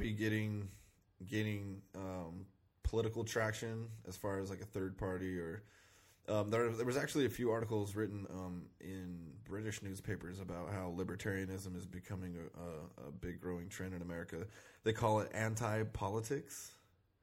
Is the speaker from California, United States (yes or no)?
no; Salt Lake City, Utah, United States; now in Los Angeles, United States; I was from Salt Lake, you know, and I really like Salt Lake